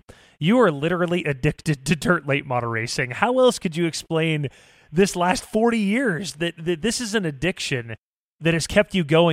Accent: Fairbury, Illinois, United States; I'm from Fairbury

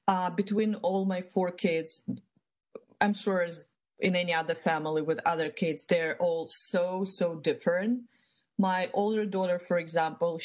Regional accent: Ukraine; moved away as an adult; now in United States; I was born back in Eastern Europe, in Ukraine. That's where I grew up.

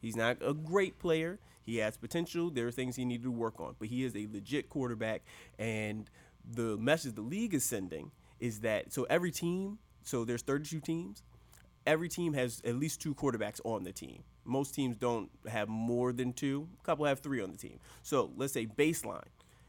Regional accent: Baltimore, Maryland, United States; I'm from the Baltimore area, so we are fans of the Ravens

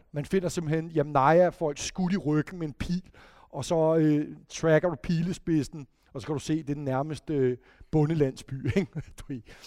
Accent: Denmark

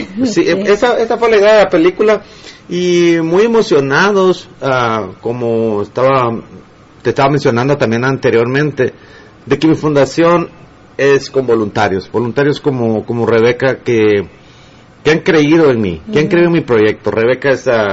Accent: Guatemala City, Guatemala Department, Guatemala; now in Los Angeles, United States; en la colonia Santa Luisa, zona 6, en mi aldea, en eh, mi pueblo

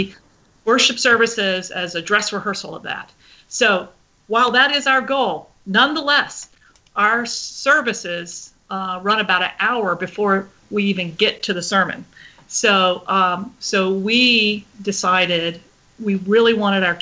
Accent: Colorado, United States; I grew up in Colorado most of the time

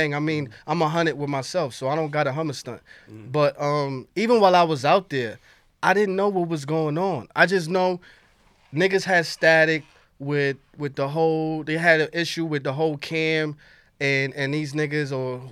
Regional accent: New York City, New York, United States; I'm from Harlem

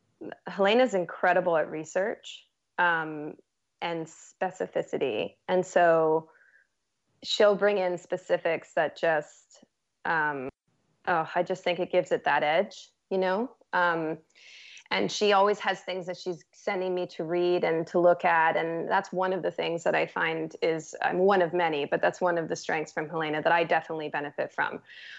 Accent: Toronto, Ontario, Canada; I'm originally from Toronto, actually. So, yeah. Mm-hmm. But I moved out here. Became a West Coast girl.

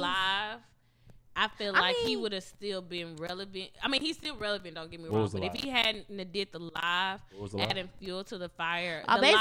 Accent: Madison, Mississippi, United States; I'm from Madison. Mississippi, and I love it here.

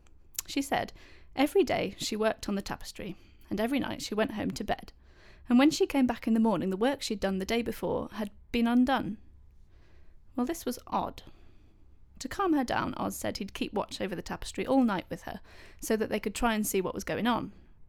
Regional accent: Leicester, East Midlands, United Kingdom; moved away as an adult; now in Norwich, United Kingdom; I'm from Leicester.

